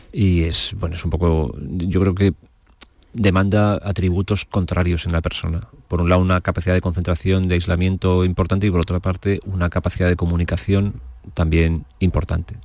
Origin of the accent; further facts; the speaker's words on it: Torrijos, Castilla-La Mancha, Spain; en mi pueblo, en Torrijos, donde yo vivía